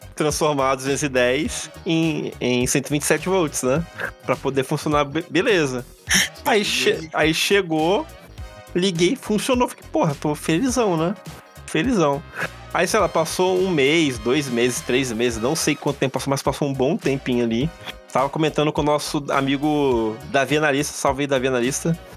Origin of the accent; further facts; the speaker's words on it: Vila Velha, Espírito Santo, Brazil; minha, minha infância foi no Praia da Costa